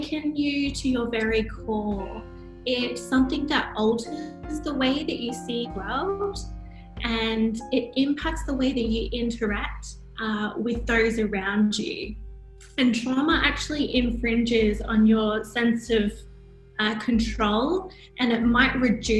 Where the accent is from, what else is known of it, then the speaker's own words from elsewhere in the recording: Sunshine Coast, Queensland, Australia; moved away as an adult; also born or lived in Thailand; now in Hyderabad, India; I'm from Australia originally, from the Sunshine Coast, Queensland, so near the beach